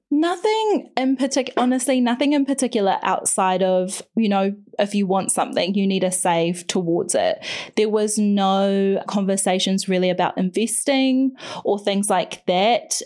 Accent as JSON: {"language": "English", "town": "Whakatane", "region": "Bay of Plenty", "country": "New Zealand", "tie": "born or raised there", "also_born_or_lived": "Tutangi", "said": "we moved to Whakatane when I was eight, which is a bigger, small town on the coast, the Bay of Plenty in Aotearoa in New Zealand"}